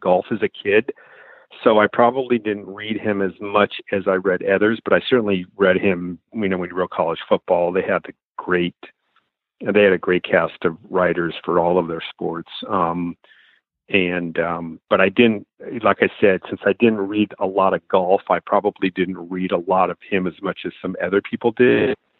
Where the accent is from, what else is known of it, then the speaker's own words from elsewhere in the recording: Los Angeles, California, United States; moved away; I grew up in Los Angeles